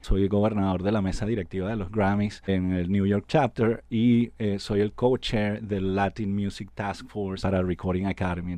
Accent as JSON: {"language": "Spanish", "country": "Venezuela", "also_born_or_lived": "Puerto Rico", "moved": "yes", "said": "Yo soy de Venezuela"}